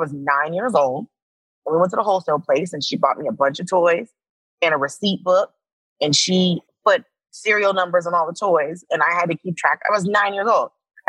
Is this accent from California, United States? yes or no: no; Miami, Florida, United States; born there; I was born in Miami because I'm the oldest.